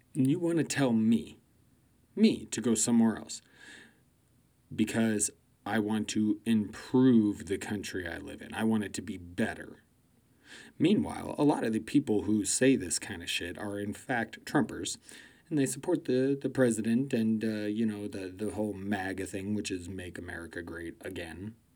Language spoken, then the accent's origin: English; United States; I'm an American and I live here